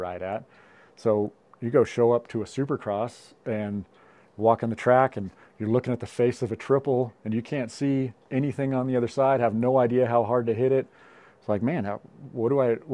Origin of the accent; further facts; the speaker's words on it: Bishop, California, United States; I'm from Bishop, California. I've lived here my whole life